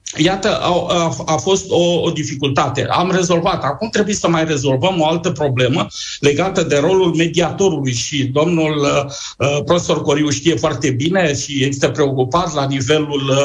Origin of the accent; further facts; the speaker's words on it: Romania; ca români